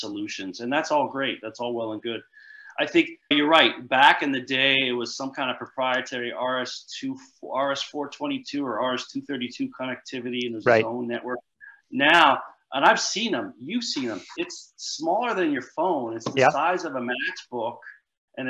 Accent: New Jersey, United States; I'm from Jersey. We say guy.

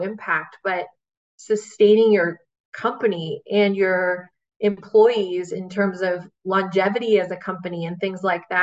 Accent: Bay Area, California, United States; I grew up in the Bay Area

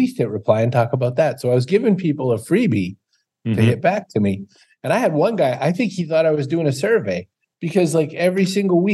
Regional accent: Maine, United States; I'm from Maine

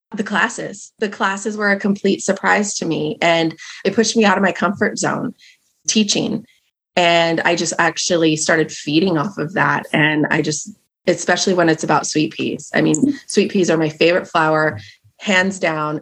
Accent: Marysville, Washington, United States; now in Stanwood, United States; So I was raised in Marysville, Washington, which is about 20 minutes away from here. So born and raised in the Pacific Northwest.

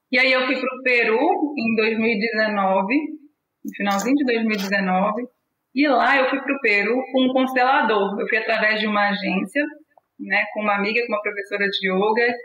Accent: Minas Gerais, Brazil; now in São Paulo, Brazil; E aí eu me formei na Universidade Federal de Juiz de Fora, eu sou mineira

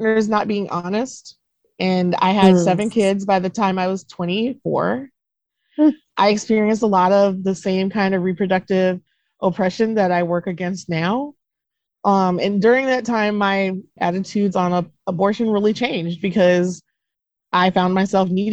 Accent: Duluth, Minnesota, United States; moved away; also born or lived in Wisconsin / Mississippi; that's where I grew up, in a very, very white area of Minnesota and Wisconsin

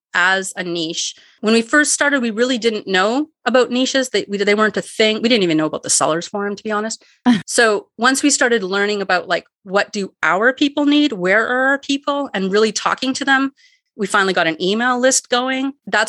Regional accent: Canada; as soon as you run into another Canadian, it's right away, where are you from? What do you sell?

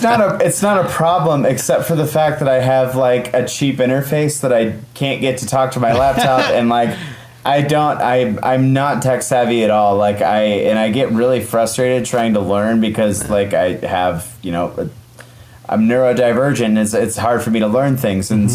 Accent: Midwest, United States; I'm from the Midwest

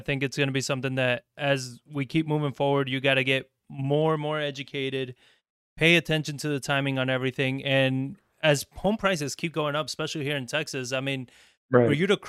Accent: Argentina; also born or lived in Spain; it's just terrible because I came from Argentina. I lived in Spain for about 4 years.

